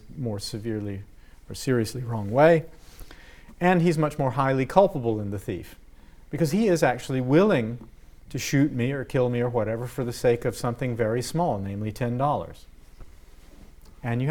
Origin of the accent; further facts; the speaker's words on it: United States; I'm an American